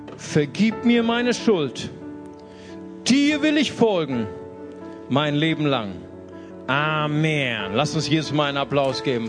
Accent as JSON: {"language": "German", "country": "Germany", "said": "als Deutsche"}